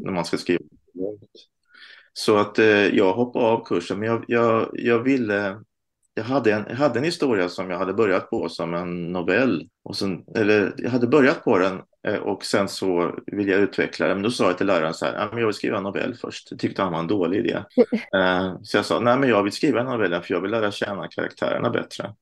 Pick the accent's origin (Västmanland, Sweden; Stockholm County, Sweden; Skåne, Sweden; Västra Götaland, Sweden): Stockholm County, Sweden; Stockholm; moved away as an adult; also born or lived in Småland (parents); now in Lund, Sweden; jag är född i Stockholm eh, av småländska föräldrar. Men nu sedan några år bor jag i Lund.